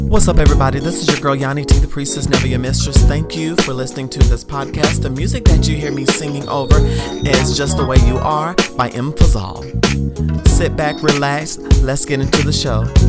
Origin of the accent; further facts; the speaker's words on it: the South, United States; I grew up in the South, and the town that I grew up in, at one point, it was a sundown town.